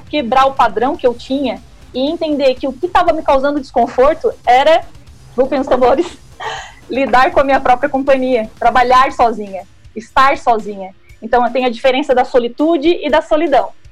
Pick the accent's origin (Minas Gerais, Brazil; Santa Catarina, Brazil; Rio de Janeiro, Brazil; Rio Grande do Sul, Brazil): Santa Catarina, Brazil; Criciúma; moved away as an adult; now in São Paulo, Brazil; sou da terrinha, sou de Criciúma, estou aqui em São Paulo desde 2017